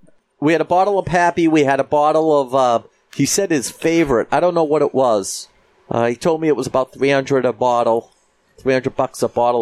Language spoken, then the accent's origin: English; Swampscott, Massachusetts, United States; My hometown is Swampscott, Mass., and they got 27 inches.